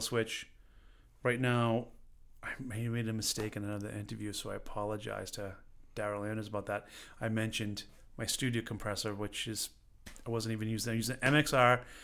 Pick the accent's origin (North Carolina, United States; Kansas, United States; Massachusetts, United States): Massachusetts, United States; Stoneham; moved away; I grew up, uh, in a little town, Stoneham, Massachusetts